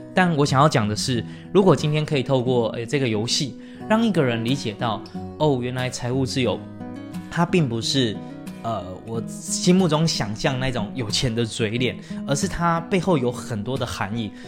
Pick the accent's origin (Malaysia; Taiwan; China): Taiwan; 我们台湾人一定懂的台积电